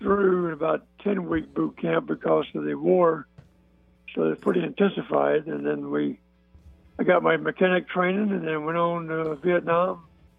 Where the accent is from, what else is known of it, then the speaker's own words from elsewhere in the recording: Montgomery, Alabama, United States; moved away as an adult; now in Lynchburg, United States; I'm from Montgomery, Alabama.